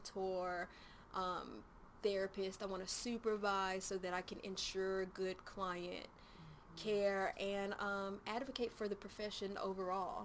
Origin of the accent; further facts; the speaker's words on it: Nashville, Tennessee, United States; also born or lived in Murfreesboro / Smyrna; I was born and raised in Nashville. I was born at Baptist Hospital.